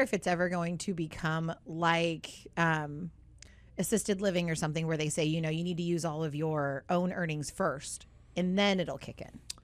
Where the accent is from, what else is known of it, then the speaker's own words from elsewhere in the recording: Southern California, United States; I grew up in Southern California